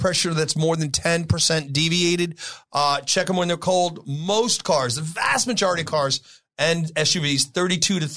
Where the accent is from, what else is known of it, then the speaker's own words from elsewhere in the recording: New York City, New York, United States; also born or lived in East Sacramento, California; now in Sacramento, United States; I grew up in the Bronx where leaded paint was